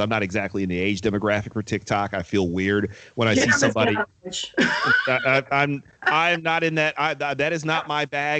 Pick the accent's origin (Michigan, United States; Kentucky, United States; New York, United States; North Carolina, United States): Michigan, United States; Detroit; I grew up in Detroit in the 1980s and 90s